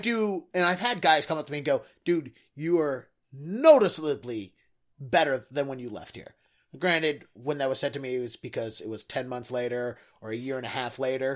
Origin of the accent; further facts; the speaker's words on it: Baltimore, Maryland, United States; I grew up in Baltimore